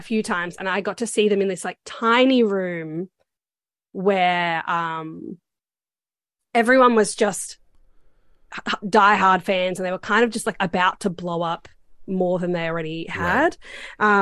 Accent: Australia; I'm Australian

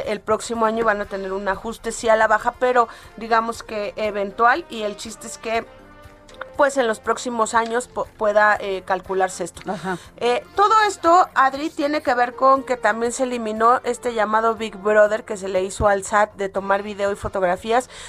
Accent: Mexico; la crítica que nosotros como mexicanos siempre hemos hecho

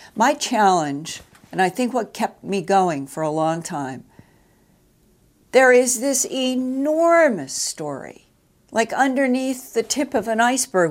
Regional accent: United States; as an American citizen

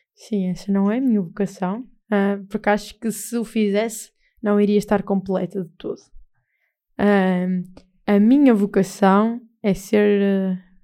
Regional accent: Castelo de Paiva, Aveiro District, Portugal; eu defendo a minha terra com unhas e dentes e Castelo Paiva

